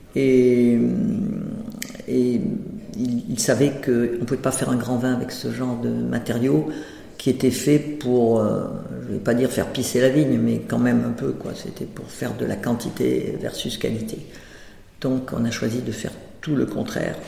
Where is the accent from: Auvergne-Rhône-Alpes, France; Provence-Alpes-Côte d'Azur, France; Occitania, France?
Provence-Alpes-Côte d'Azur, France; moved away; j'étais de Provence